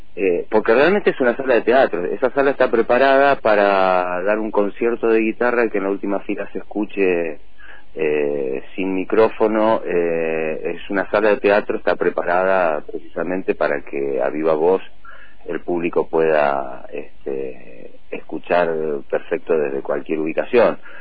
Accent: Bahía Blanca, Buenos Aires Province, Argentina; now in General Roca, Argentina; yo en realidad soy de Bahía Blanca, hace muchos años que estoy acá, vine en el 83, 84 a vivir

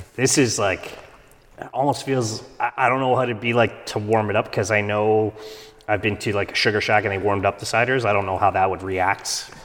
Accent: Canada; I'm Canadian

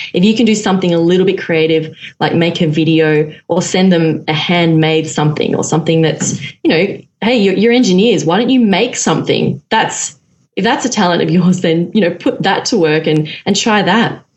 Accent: Melbourne, Victoria, Australia; I'm from Melbourne, Australia, and I am a former architect

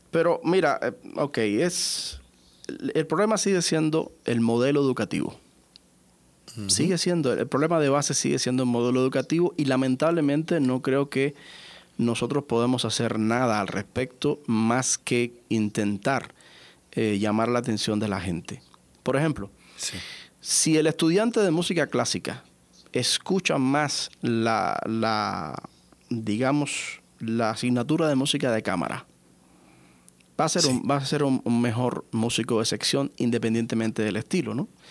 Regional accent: Pinar del Río, Cuba; mi ciudad natal, en Pinar del Río

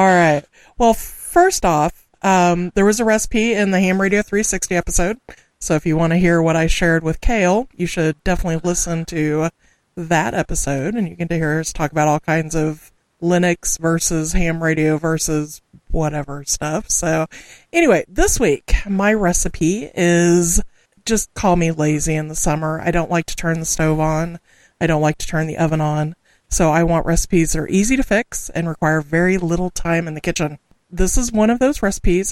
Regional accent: Southwest Missouri, United States; first language English; I'm from the Midwest, specifically Southwest Missouri, and most folks refer to us as quote unquote hillbillies.

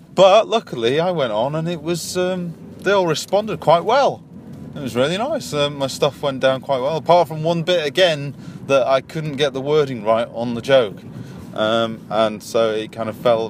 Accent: Yorkshire and the Humber, United Kingdom; I'm from Yorkshire and we're quite slow

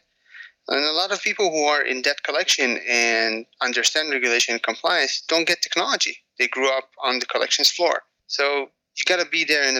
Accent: a suburb of Tel Aviv, Tel Aviv District, Israel; moved away; I grew up in Israel

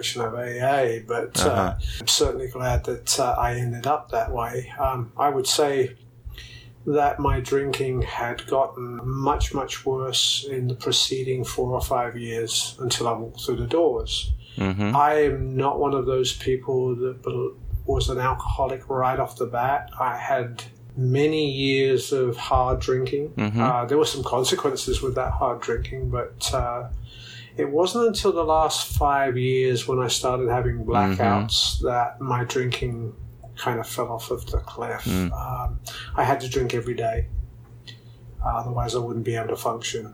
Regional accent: London, United Kingdom; moved away as an adult; also born or lived in San Antonio, Texas; now in United States; I'm originally from the UK. I was born and raised in England, in London.

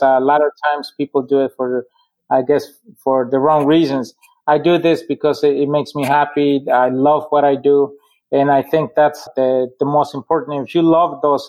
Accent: Puebla, Mexico; now in Dearborn, United States; I'm from Puebla

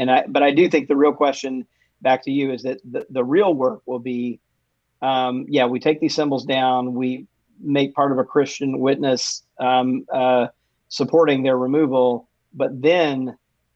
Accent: Mississippi, United States; My home state of Mississippi

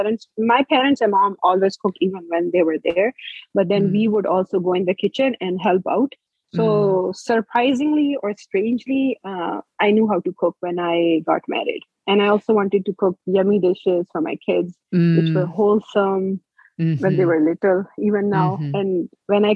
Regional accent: Islamabad, Islamabad Capital Territory, Pakistan; moved away; also born or lived in Kohat; growing up in Islamabad, when they came to Islamabad when we were younger

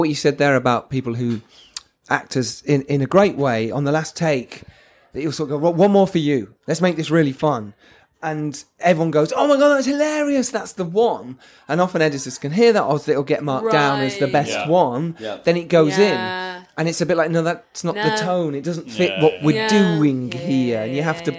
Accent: England, United Kingdom; We struggle, don't we, as English people, to say, oh, yes, maybe I am a filmmaker.

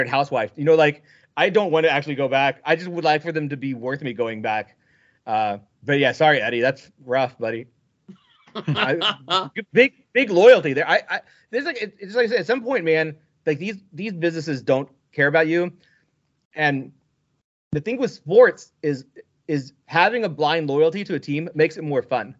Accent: Evansville, Indiana, United States; I'm from Evansville, Indiana

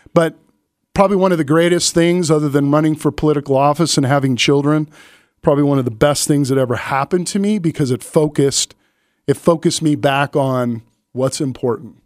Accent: California, United States; also born or lived in Inglewood, California / Stockton, California; I grew up in California

